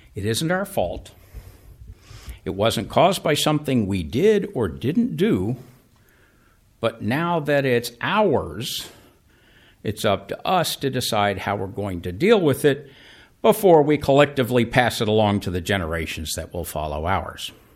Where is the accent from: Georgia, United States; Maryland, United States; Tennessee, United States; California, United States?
Georgia, United States; Atlanta; growing up in Atlanta